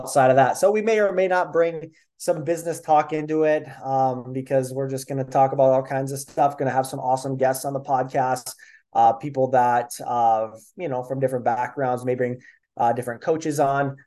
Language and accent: English; Minnesota, United States; I am 25 from Minnesota